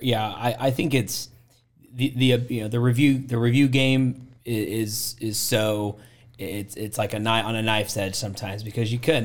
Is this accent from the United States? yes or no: yes; Portland, Oregon, United States; moved away as an adult; now in Waco, United States; I grew up in Portland, Oregon is where I'm from